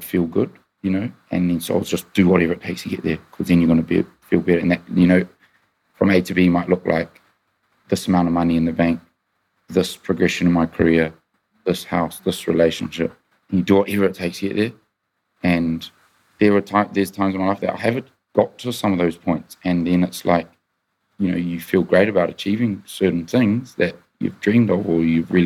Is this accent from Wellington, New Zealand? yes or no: no; Auckland, New Zealand; now in United Kingdom; I grew up in New Zealand